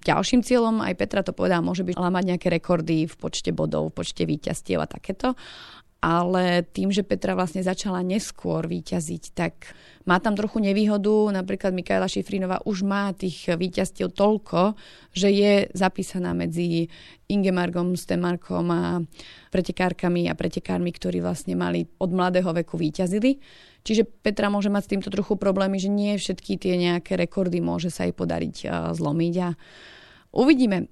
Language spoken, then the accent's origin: Slovak; Slovakia; Ja ako každý Slovák